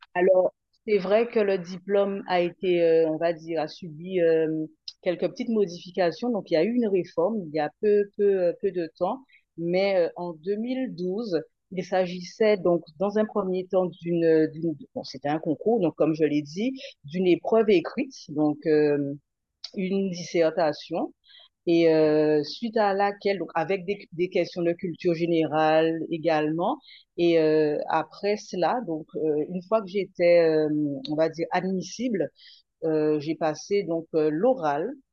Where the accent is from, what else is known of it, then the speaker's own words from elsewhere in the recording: Guadeloupe; rester en Guadeloupe